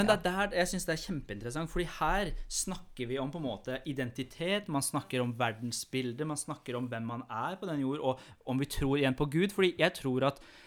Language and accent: Norwegian; Iran; now in Norway; jeg kommer jo fra Iran.